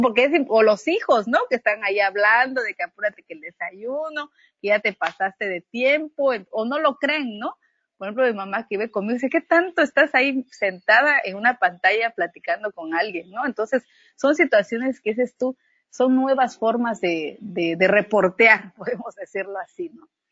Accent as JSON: {"language": "Spanish", "town": "Unión Hidalgo", "region": "Oaxaca", "country": "Mexico", "tie": "born or raised there", "said": "yo soy originaria de Unión Hidalgo, de origen zapoteca"}